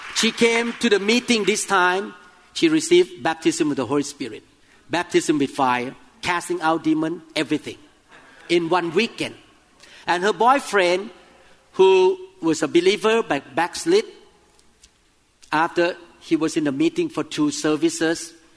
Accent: Thailand; moved away; I came from Thailand

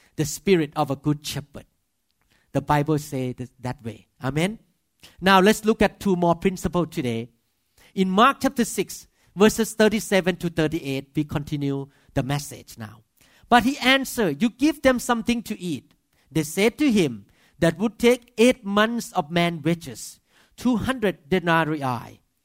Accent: Thailand; accent: Thai; English is a second language; moved away as an adult; now in United States; as a Thai man with accent

